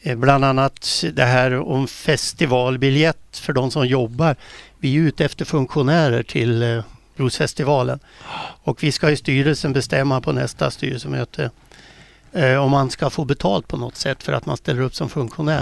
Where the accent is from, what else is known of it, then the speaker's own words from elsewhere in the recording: Västerås, Västmanland, Sweden; moved away; Jag är ju från Västerås från början. Det hörs väl på dialekten